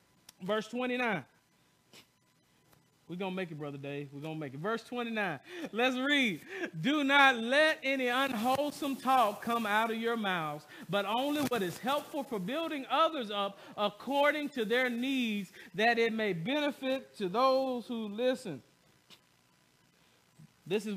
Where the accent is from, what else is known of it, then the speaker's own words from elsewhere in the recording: the South, United States; I'm from the South